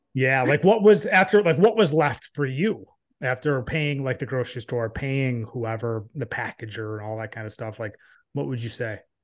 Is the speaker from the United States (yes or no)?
yes; Northeast, United States; I grew up, I grew up in the Northeast